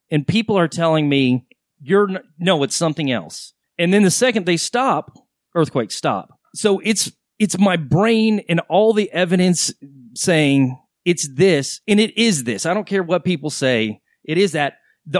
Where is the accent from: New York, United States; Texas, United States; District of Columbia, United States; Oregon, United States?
Texas, United States; Well, I grew up in Texas. I've been here since I was 11, from on and off.